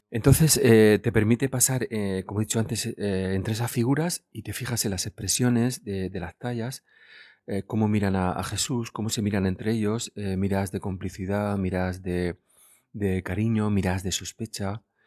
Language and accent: Spanish; Guadalupe, Region of Murcia, Spain; mi pueblo natal, de Guadalupe